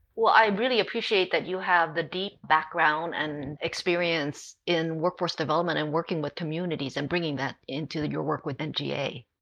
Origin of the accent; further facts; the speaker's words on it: Hawaii, United States; now in California, United States; Even though I live in California, I grew up in Hawaii